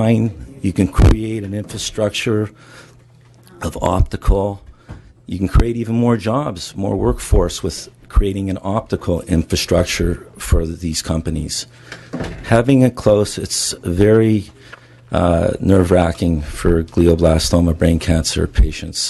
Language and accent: English; Los Angeles, California, United States; I'm from Los Angeles, California